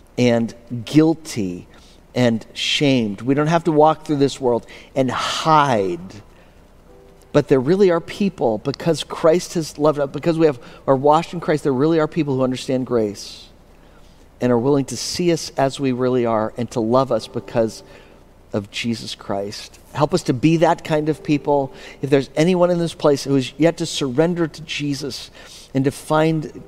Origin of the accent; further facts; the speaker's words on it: Pennsylvania, United States; Pennsylvania, my hometown